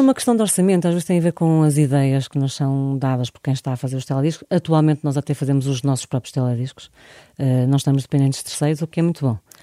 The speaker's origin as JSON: {"language": "Portuguese", "town": "Porto", "region": "Norte", "country": "Portugal", "said": "não somos de lá, somos do Porto"}